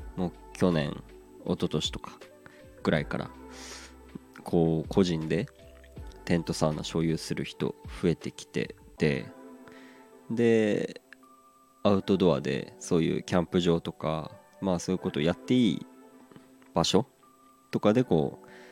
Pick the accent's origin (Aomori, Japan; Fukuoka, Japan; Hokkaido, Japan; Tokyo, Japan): Aomori, Japan; 出身の青森